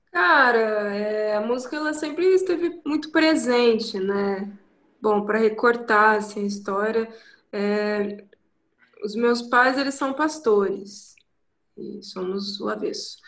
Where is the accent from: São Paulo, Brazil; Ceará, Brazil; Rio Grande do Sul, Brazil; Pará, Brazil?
São Paulo, Brazil; Ubatuba; moved away as an adult; also born or lived in Rio de Janeiro / Taubaté; Nasci no Rio, sou carioca, mas eu vim pra cá com 15 dias, então uhum. meus pais mudaram, casaram, mudaram pra Ubatuba. Então eu cresci aqui